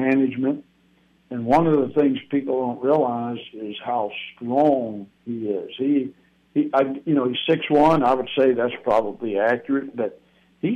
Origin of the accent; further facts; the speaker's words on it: Alabama, United States; moved away as an adult; now in North Carolina, United States; I grew up in Alabama